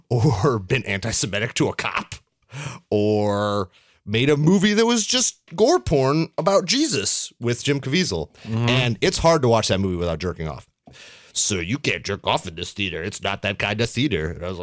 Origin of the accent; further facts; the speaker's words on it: Canada; I'm Canadian.